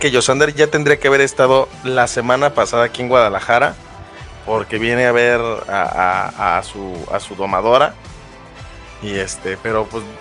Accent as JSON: {"language": "Spanish", "country": "Puerto Rico", "lives_now": "Texas, United States", "said": "soy puertorriqueña, en Texas."}